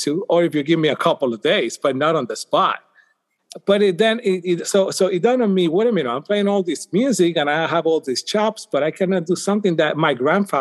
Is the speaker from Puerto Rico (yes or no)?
yes; Puerto Rico; moved away as an adult; now in United States; I'm from Puerto Rico